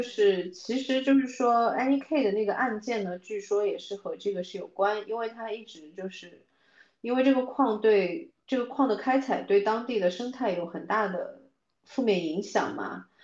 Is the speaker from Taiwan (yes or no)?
no; China; 作为中国人的文化里面